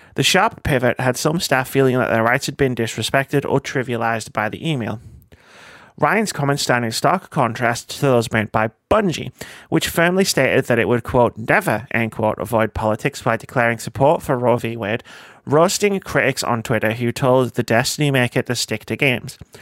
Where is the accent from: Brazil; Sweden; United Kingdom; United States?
United Kingdom; we're British